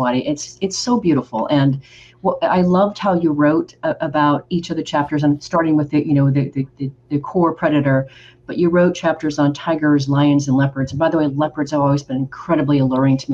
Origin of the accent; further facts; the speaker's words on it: Oregon, United States; also born or lived in Rio de Janeiro, Brazil; now in Texas, United States; I'm originally from Oregon